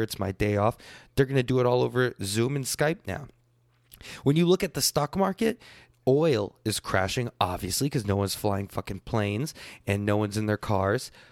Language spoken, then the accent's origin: English; United States